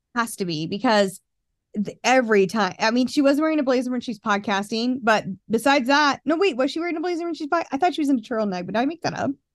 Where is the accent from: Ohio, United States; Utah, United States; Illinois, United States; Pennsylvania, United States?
Utah, United States; Murray; I'm from Murray, Wheeler Farms in Murray. I went to a Wheeler Farm summer camp every summer of my life growing up.